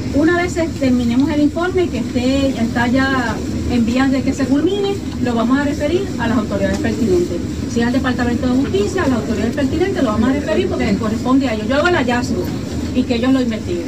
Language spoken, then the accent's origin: Spanish; Puerto Rico; Está mi pueblo